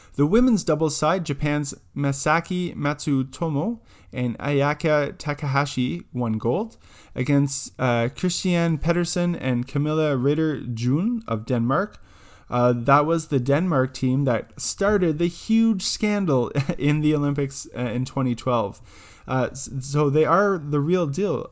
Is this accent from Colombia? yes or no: no; Canada; being Canadian